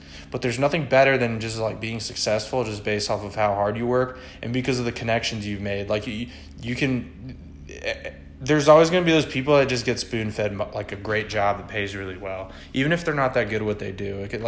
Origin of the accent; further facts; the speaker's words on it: Florida, United States; also born or lived in Virginia; Like, even when growing up in Florida, or living in Florida, living in Virginia, wherever I've lived